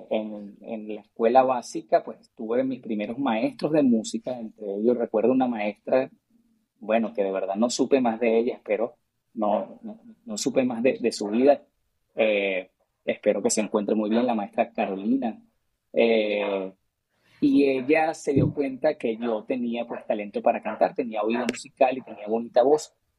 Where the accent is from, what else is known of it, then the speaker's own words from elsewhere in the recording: Caracas, Capital District, Venezuela; moved away; also born or lived in Mexico; yo nací en Caracas, Venezuela